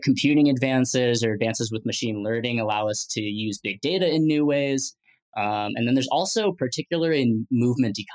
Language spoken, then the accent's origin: English; Midwest, United States; growing up in the Midwest